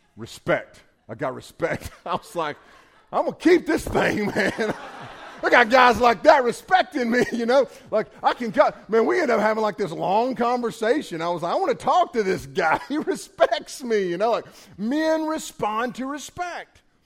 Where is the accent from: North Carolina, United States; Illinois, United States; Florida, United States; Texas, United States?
North Carolina, United States; Western; I'm a hillbilly from Western North Carolina.